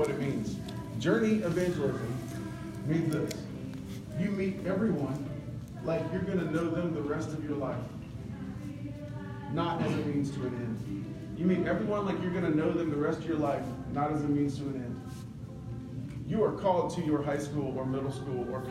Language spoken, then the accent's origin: English; Columbia, South Carolina, United States; I grew up in Columbia, South Carolina. I lived there for 25 years